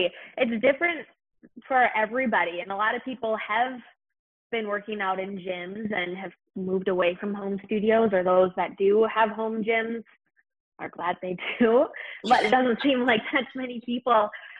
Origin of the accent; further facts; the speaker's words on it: Minnesota, United States; So I grew up in Minnesota and stayed here